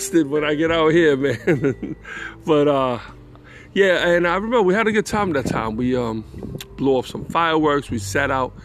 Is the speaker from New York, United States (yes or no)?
yes; New York, United States; moved away as an adult; I'm from New York.